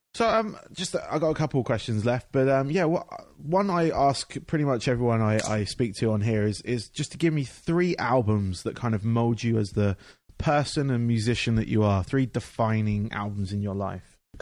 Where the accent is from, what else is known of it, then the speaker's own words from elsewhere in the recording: England, United Kingdom; I grew up in England where they have um, they had basically a factory